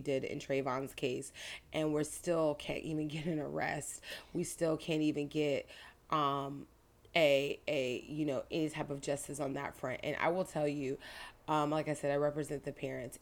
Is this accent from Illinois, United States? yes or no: no; Clearwater, Florida, United States; I grew up in Clear Water